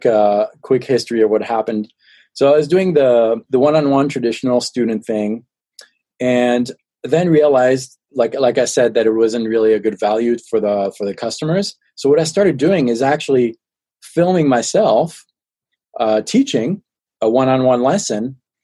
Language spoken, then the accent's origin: English; France; accent: French; now in Colorado, United States; No, I live in Colorado in the States. Okay. I was born and raised in France. I'm 100% French and 100% American.